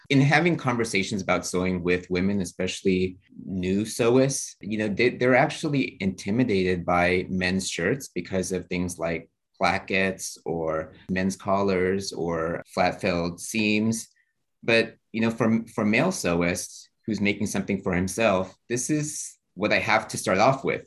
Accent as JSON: {"language": "English", "town": "Houston", "region": "Texas", "country": "United States", "tie": "born or raised there", "moved": "yes", "said": "I grew up in Houston, Texas"}